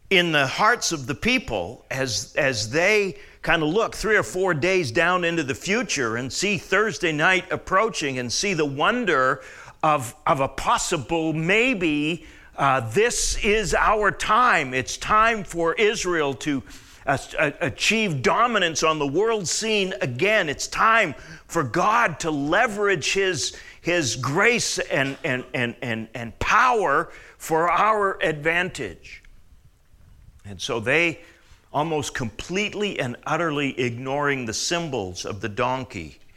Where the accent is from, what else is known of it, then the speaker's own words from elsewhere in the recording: Canada; Well, like your July the 4th, like my July the 1st, because I'm Canadian.